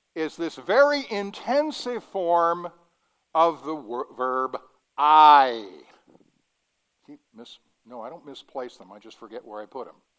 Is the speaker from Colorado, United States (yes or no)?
yes; Denver, Colorado, United States; growing up in Denver